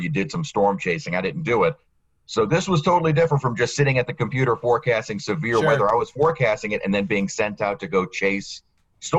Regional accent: New Orleans, Louisiana, United States; I'm from New Orleans. So to be chief meteorologist in my hometown where I was born and raised

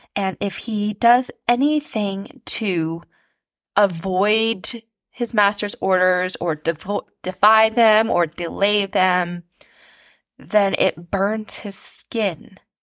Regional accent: Canada; I am a Canadian author

